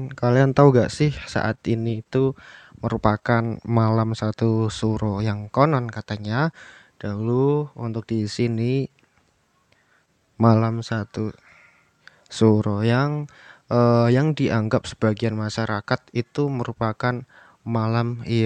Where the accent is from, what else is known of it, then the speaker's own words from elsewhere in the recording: Java, Indonesia; kita sebagai orang muslim ya dan juga sebagai orang Jawa